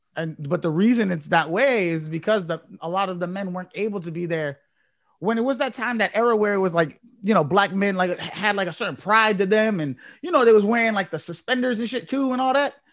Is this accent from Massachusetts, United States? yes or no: yes; Chelsea, Massachusetts, United States; I grew up in Chelsea